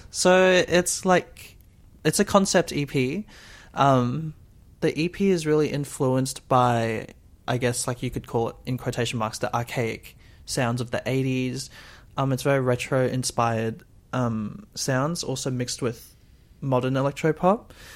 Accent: Brisbane, Queensland, Australia; I'm from Brisbane

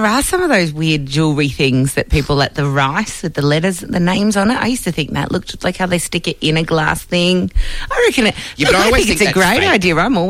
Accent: Perth, Western Australia, Australia; I grew up really, really, really loving the Melbourne Cup. I'm from Perth.

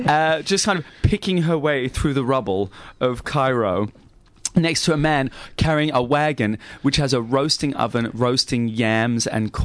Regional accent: Australia; yeah, mate, yeah, I'm Australian, yeah.

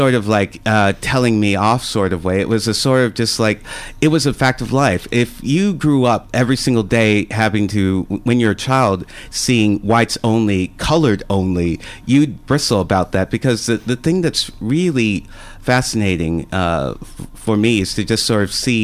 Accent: Mequon, Wisconsin, United States; moved away as an adult; also born or lived in Milwaukee, Wisconsin / Luton, United Kingdom; now in Australia; Even though I was born in Milwaukee, I was born in a very, I lived in a very well-to-do suburb called Mequon.

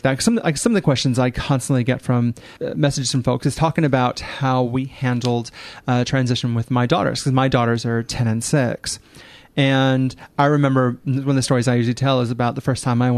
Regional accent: Midwest, United States; moved away; I'm from the Midwest in the U.S.

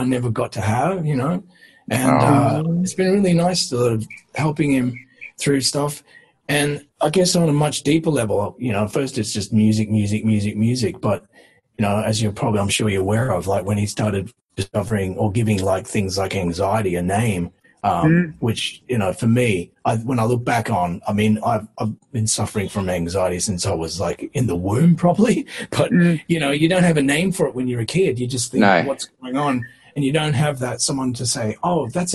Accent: Western Australia, Australia; moved away; we just started breaking out of WA and came over

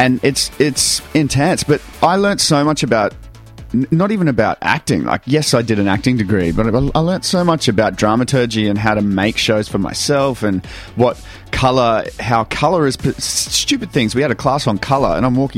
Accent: Townsville, Queensland, Australia; moved away; also born or lived in Ayr, Queensland; I grew up in Townsville, but I was born an hour south in a little place called Ayr.

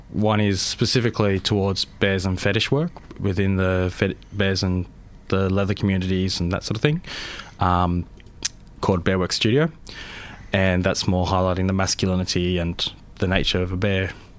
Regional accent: Sydney, New South Wales, Australia; born there; also born or lived in Adelaide / Canberra; now in Melbourne, Australia; I was born in Sydney.

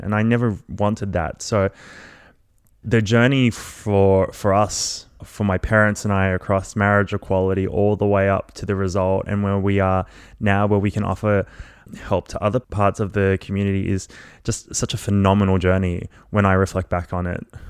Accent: Melbourne, Victoria, Australia; also born or lived in Malaysia; I grew up in Melbourne after migrating when I, from Malaysia, when I was about two years old.

